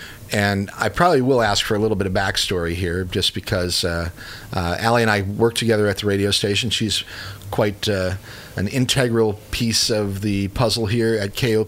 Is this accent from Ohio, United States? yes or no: no; Chicago, Illinois, United States; now in Columbia, United States; I was born and raised in the Chicago area.